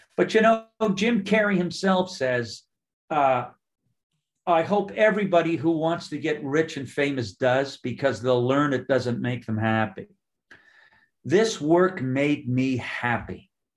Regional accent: Nova Scotia, Canada; I'm just up the ocean from you, where I was raised in Nova Scotia.

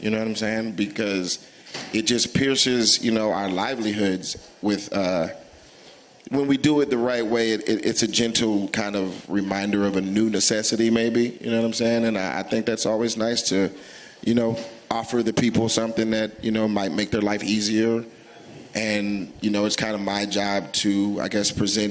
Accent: Atlanta, Georgia, United States; I'm from Atlanta

